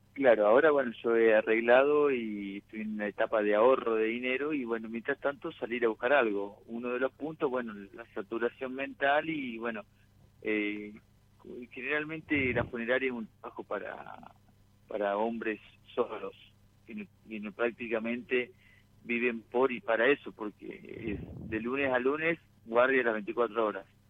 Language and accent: Spanish; Sunchales, Santa Fe, Argentina; yo soy de Suchales, vivo allá y voy vengo seguido